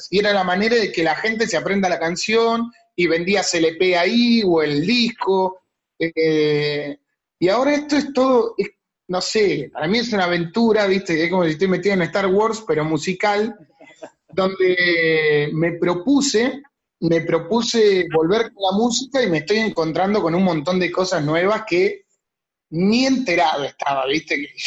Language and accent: Spanish; Tandil, Buenos Aires Province, Argentina; yo cuando me vine de Tandil ya dejé de tocar en bandas